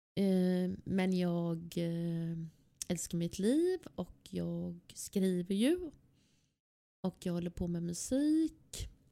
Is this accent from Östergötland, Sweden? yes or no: no; Gothenburg, Västra Götaland, Sweden; Jag är född och uppvuxen i Angered